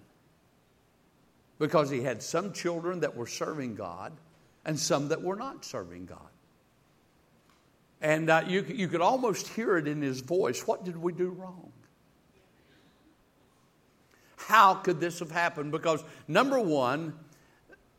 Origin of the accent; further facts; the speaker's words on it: the South, United States; I'm from the South. I'm not from the North